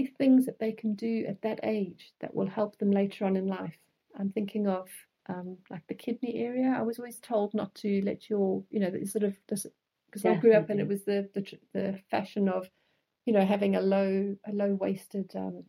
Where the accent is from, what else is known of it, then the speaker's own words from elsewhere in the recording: South Africa; moved away; growing up in South Africa